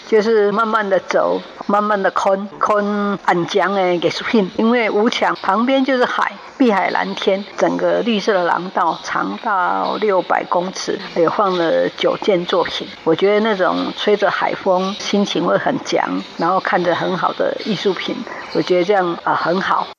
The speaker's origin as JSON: {"language": "Chinese", "country": "Taiwan", "said": "要把台湾的不管我们台湾人的讯息"}